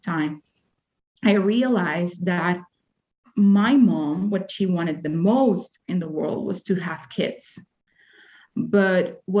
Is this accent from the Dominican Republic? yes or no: yes; Dominican Republic; English is a second language; moved away as an adult; now in Utah, United States; I'm from Dominican Republic